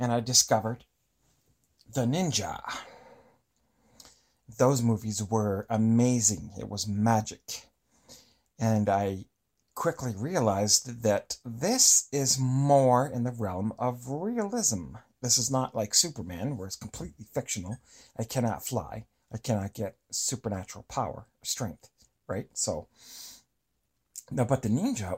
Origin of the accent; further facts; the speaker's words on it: Eastern Canada, Canada; I grew up in Eastern Canada